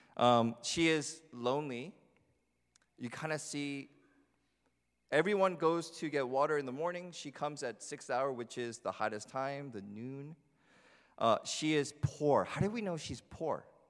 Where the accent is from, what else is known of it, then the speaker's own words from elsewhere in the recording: New Jersey, United States; growing up in New Jersey